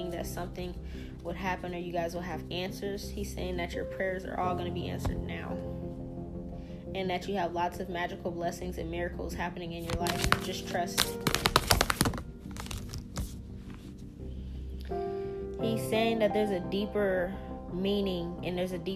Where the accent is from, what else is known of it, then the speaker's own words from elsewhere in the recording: the South, United States; We're from the South